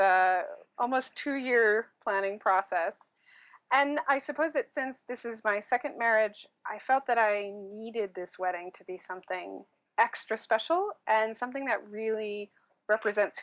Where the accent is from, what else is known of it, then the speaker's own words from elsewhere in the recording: United States; I'm an American